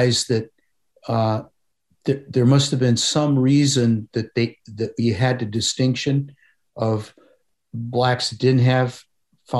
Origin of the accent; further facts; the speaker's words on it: Parma, Ohio, United States; growing up in Parma, where I grew up